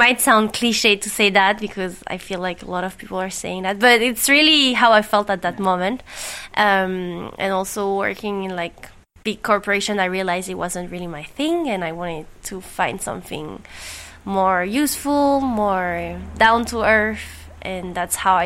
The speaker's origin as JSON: {"language": "English", "country": "French Polynesia", "tie": "born or raised there", "also_born_or_lived": "France / Canada", "moved": "as an adult", "said": "I was born and raised here in Tahiti"}